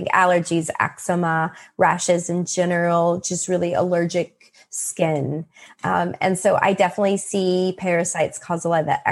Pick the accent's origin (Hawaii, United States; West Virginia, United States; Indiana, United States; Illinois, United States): West Virginia, United States; I'm from West Virginia